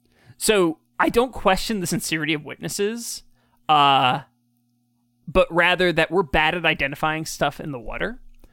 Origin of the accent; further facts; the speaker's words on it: Kelowna, British Columbia, Canada; When I was growing up in Kelowna, it was told to the group of us that we're down at the aquatic stadium.